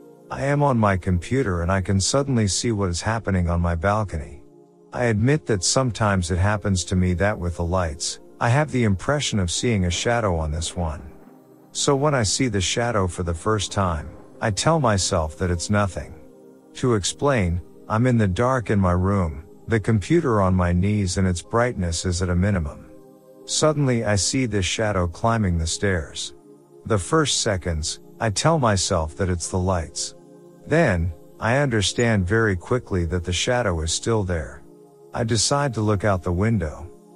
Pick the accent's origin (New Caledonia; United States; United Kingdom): New Caledonia; English is a second language; now in New Zealand; Important thing to know, I am from New Caledonia. I live there with my parents. So to summarize the situation, this is the first time I have lived alone. I'm in an English country and I wasn't really good at English at that time.